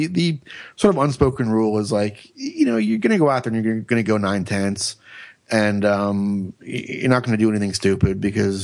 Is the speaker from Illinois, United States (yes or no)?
no; Florida, United States; I grew up racing in Florida